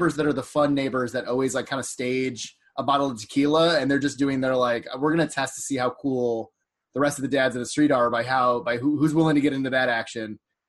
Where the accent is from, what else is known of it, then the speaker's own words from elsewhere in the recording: Lakewood, Ohio, United States; moved away; it really made me homesick for Lakewood, the greater Cleveland area. It was something that, like, we saw growing up in Northeast Ohio